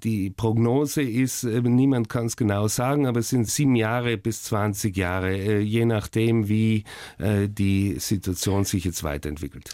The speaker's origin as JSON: {"language": "German", "town": "Oberbozen", "region": "Trentino-Alto Adige", "country": "Italy", "tie": "born or raised there", "also_born_or_lived": "Hamburg", "said": "geprägt haben mich die Jugend in Südtirol"}